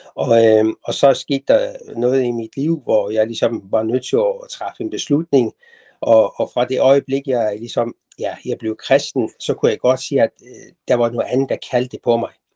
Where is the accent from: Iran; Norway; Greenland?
Iran; Tehran, Tehran Province; moved away as an adult; now in Denmark; jeg er født og vokset op i Teheran i Iran